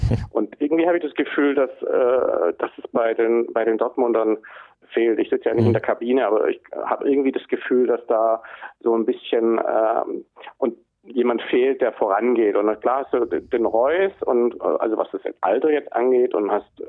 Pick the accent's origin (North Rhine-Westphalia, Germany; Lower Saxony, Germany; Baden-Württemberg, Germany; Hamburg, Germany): Hamburg, Germany; Äh, als Hamburger muss man natürlich, äh, muss man da natürlich ganz genau drauf gucken